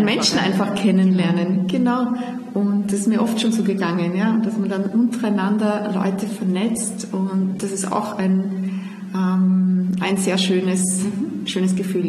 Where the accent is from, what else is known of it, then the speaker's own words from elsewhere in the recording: Salzburg, Austria; also born or lived in Vienna; ich pendel ja zwischen Wien und meiner Heimat in Salzburg